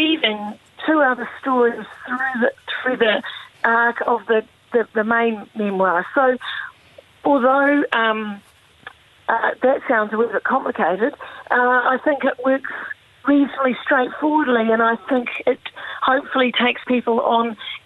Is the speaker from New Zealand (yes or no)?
yes; New Zealand; growing up in New Zealand